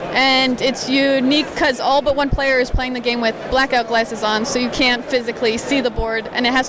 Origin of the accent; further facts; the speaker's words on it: Long Island, New York, United States; I'm from Long Island, New York.